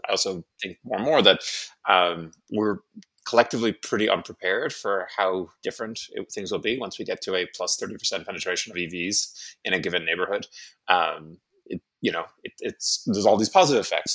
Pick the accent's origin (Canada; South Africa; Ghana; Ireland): Ireland; moved away; I'm from Ireland originally